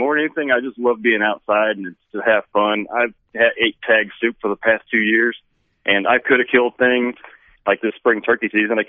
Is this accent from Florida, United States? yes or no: no; Rockaway Beach, Missouri, United States; moved away; I'm born and raised in Missouri, originally from Branson area, a little town called Rockaway Beach, down on Lake Tanicomo. Joined the Air Force in 1997, so I'm just a few months away from retiring after 20 years of that.